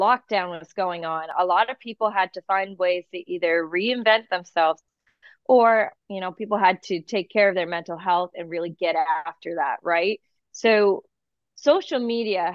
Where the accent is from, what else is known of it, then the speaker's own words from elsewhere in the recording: New England, United States; growing up in New England